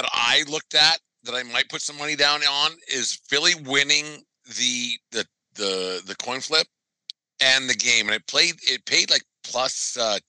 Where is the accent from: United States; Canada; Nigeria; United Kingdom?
Canada; It's all we have as white Canadian males.